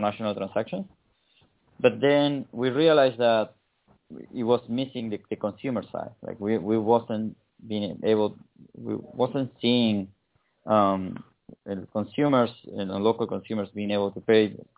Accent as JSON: {"language": "English", "region": "Patagonia", "country": "Argentina", "tie": "born or raised there", "said": "I'm from the Patagonia. I grew up in the south of Argentina"}